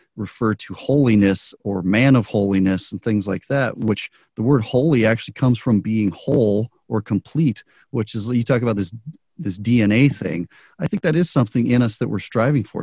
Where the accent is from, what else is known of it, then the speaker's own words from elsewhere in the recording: Albuquerque, New Mexico, United States; now in Las Vegas, United States; I grew up in Albuquerque.